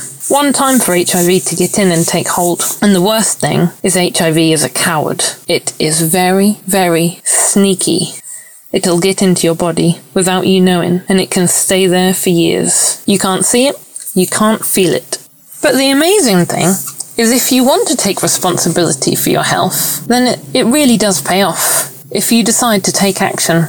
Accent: United Kingdom; also born or lived in Bristol; I'm British. I live in Bristol in a flat with my long-term partner

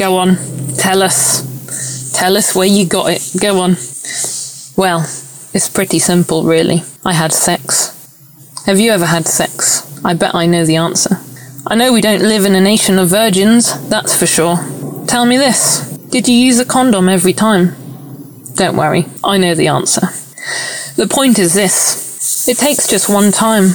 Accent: United Kingdom; also born or lived in Bristol; I'm British. I live in Bristol in a flat with my long-term partner

